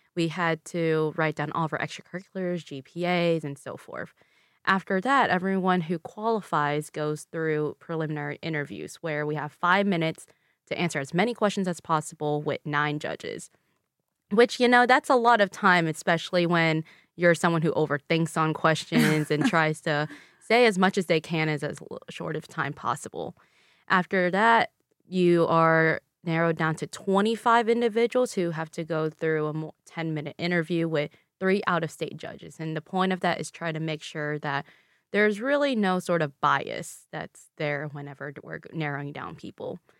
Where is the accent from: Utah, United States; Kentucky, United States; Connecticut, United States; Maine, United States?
Kentucky, United States; Louisville; first language Vietnamese; English is a second language; I was born and raised in Louisville, Kentucky, but my parents and I are from Vietnam